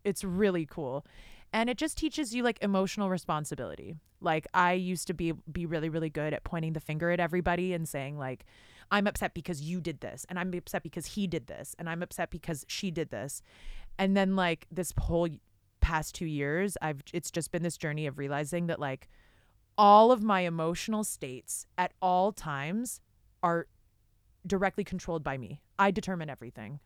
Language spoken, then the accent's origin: English; Canada; I'm Canadian.